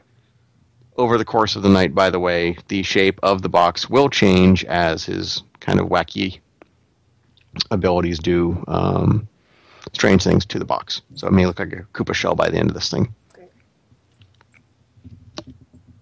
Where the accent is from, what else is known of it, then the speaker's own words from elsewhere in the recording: New England, United States; I'm from New England